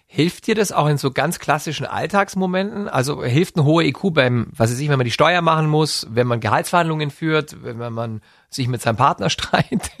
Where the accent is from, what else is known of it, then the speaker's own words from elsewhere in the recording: Neu-Ulm, Bavaria, Germany; in Neu-Ulm, in Schwaben, wo ich herkomme